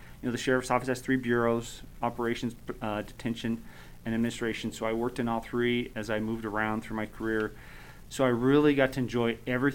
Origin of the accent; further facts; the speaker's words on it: Sparks, Nevada, United States; I'm born and raised in Sparks. So I've been here all my life